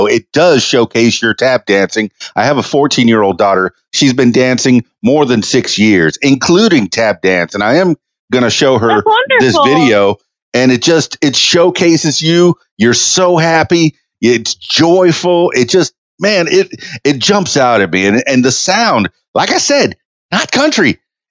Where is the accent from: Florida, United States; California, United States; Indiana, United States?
Indiana, United States; Indianapolis; So, all right, growing up in Indianapolis, I know that there's snow there.